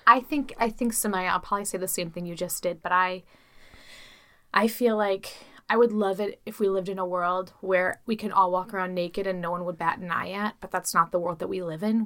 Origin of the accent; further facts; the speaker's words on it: Chicago, Illinois, United States; I'm from Chicago